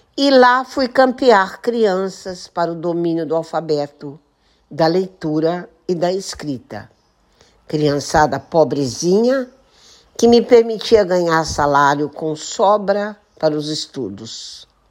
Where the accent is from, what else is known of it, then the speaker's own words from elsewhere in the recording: Santa Rita do Passa Quatro, São Paulo, Brazil; moved away as an adult; also born or lived in Osasco; na cidade de Santa Rita do Passa Quatro pois esse é um pedacinho da minha história de vida, de uma infância feliz e de uma adolescência